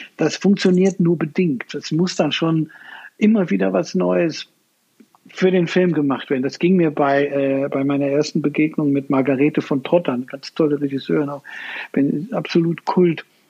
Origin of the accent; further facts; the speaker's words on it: Cologne, North Rhine-Westphalia, Germany; also born or lived in Berlin / London / New York; Ich war eigentlich Zeit meines Lebens immer in Köln